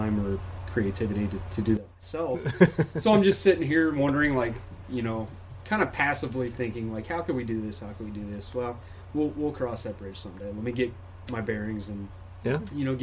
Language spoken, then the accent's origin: English; Cincinnati, Ohio, United States; moved away as an adult; I'm a transplant from Cincinnati originally.